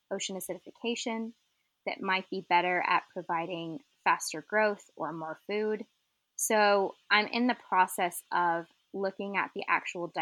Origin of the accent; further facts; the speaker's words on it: Arizona, United States; moved away as an adult; also born or lived in St. Petersburg, Florida; I grew up in Arizona, landlocked desert